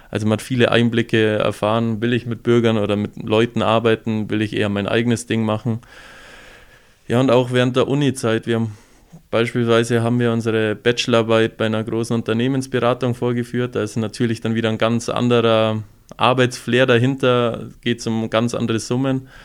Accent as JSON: {"language": "German", "town": "Füssen", "region": "Bavaria", "country": "Germany", "tie": "born or raised there", "said": "aber da zieht es mich dann doch mehr an meine Heimat heim, nach Füssen. Man freut sich mittlerweile jedes Mal, wenn man in Füssen ist"}